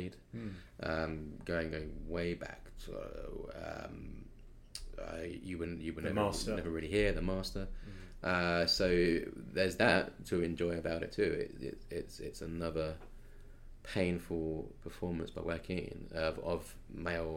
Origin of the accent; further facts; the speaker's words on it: England, United Kingdom; I'm English